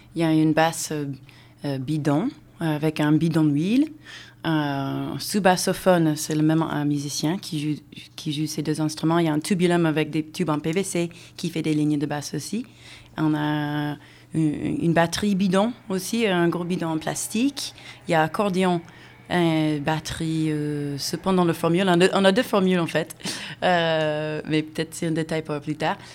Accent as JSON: {"language": "French", "country": "United States", "also_born_or_lived": "Seattle", "moved": "yes", "said": "Je viens des États-Unis"}